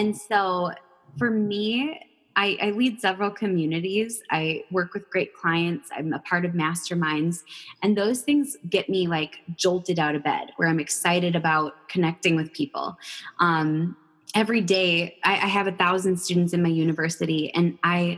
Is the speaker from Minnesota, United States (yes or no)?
yes; Minnesota, United States; I was born and raised in Minnesota